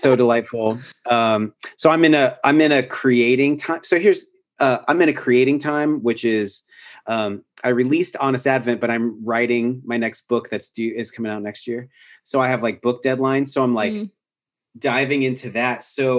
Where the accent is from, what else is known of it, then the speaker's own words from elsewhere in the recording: Pacific Northwest, United States; now in Austin, United States; I grew up in the Pacific Northwest where I live most of my life. I really miss that landscape.